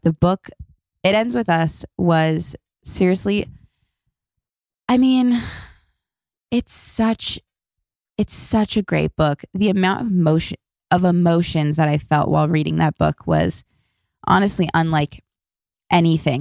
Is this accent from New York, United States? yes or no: no; Los Angeles, California, United States; I was born and raised in Los Angeles